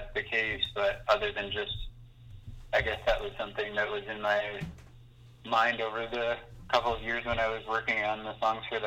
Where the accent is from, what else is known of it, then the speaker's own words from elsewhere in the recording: the GTA, Ontario, Canada; now in Montreal, Canada; I grew up in Ontario, kind of in the GTA